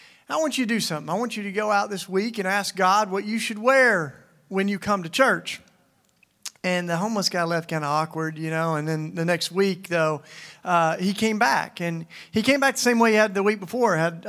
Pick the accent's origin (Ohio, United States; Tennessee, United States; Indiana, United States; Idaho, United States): Tennessee, United States; moved away; also born or lived in Philadelphia; I came from Philly. I've lived there for 20 years, and I'll tell you about that. But I grew up in Tennessee.